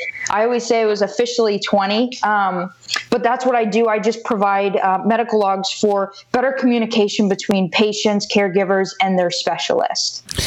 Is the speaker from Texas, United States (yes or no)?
no; Wellington, Florida, United States; also born or lived in Davie, Florida; I moved up to Wellington, Florida, so about an hour north of Miami when I was about three and a half, four